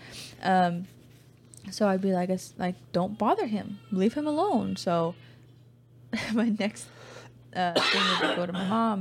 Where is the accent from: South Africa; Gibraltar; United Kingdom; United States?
United States; California; moved away as an adult; also born or lived in Louisiana / Texas; we're from California